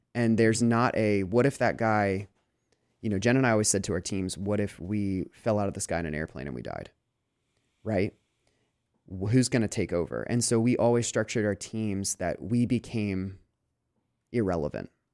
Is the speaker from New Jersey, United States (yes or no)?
no; Lancaster, Pennsylvania, United States; moved away as an adult; also born or lived in Des Moines, Iowa; I grew up in Lancaster, and I never, I, I, you know, I've traveled, but I never lived anywhere else except for Chicago for about four months.